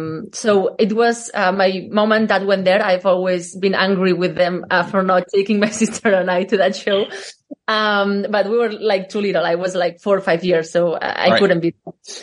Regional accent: Catalonia, Spain; English is a second language; Well, I grew up in a small village in the outskirts of Barcelona.

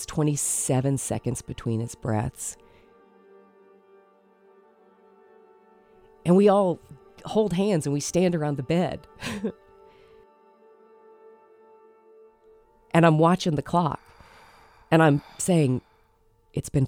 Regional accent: the South, Southern United States, United States; like good Southern women

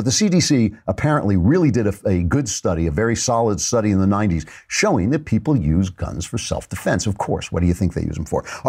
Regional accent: Canada; As a Canadian, I regret answering this unexpected question without giving my response more context.

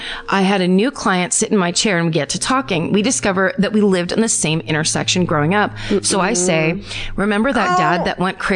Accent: Illinois, United States; My hometown murder happened in 1994 in a western suburb of Chicago when I was 10 years old.

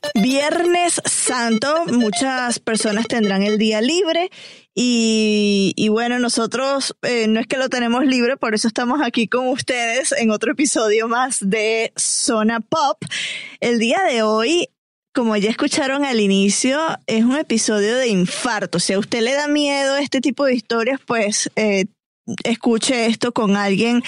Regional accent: Venezuela; Soy latinoamericana de Venezuela y crecí escuchando la leyenda de La Llorona

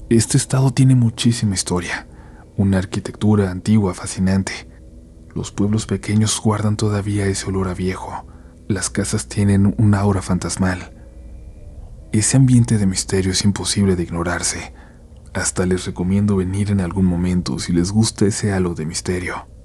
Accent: Xalapa, Veracruz, Mexico; Yo soy de Jalapa, Veracruz, mi familia es de la Ciudad de México

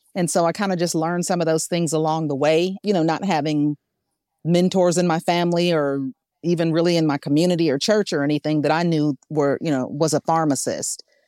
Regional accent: Arkansas, United States; I'm from Arkansas

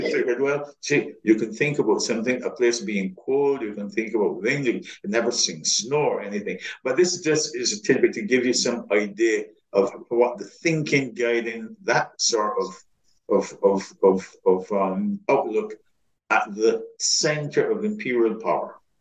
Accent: Barbados; moved away as an adult; now in United States; when I was growing up in Barbados

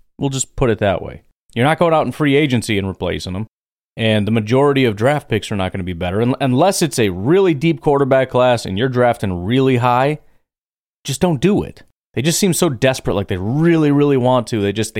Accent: Illinois, United States; I grew up in Illinois.

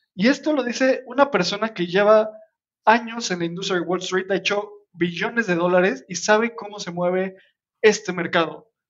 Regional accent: Mexico; nosotros somos mexicanos

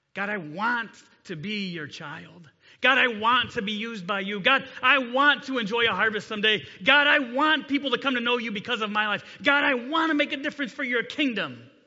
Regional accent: Delta, Ohio, United States; also born or lived in Grayson, Kentucky; I grew up in Delta. I graduated from Delta High School a long time ago.

